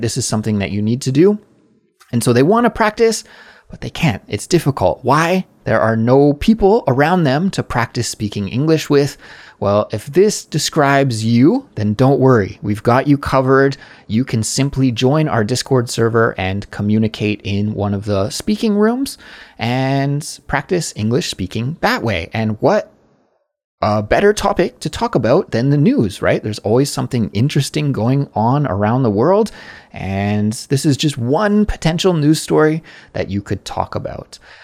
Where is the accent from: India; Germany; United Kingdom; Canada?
Canada; now in South Korea; I'm a Canadian, but I'm living abroad in South Korea